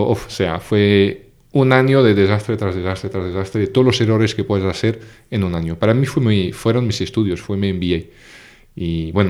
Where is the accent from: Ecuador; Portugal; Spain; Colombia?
Portugal; also born or lived in Paris / France / England; yo nací en París, pero crecí en Portugal, después me fui a Francia y de Francia me fui a Inglaterra.